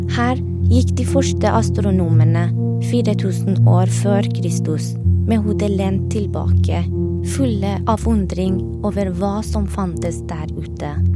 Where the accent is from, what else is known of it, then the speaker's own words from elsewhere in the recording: Tehran, Tehran Province, Iran; moved away as an adult; now in Norway; Da jeg var barn i Teheran på 80-tallet